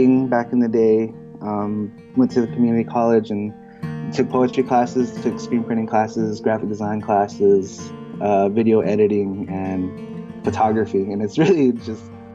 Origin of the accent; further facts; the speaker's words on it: Holbrook, Arizona, United States; I'm Navajo. I'm from Northern Arizona. More specifically, I'm from Holbrook, AZ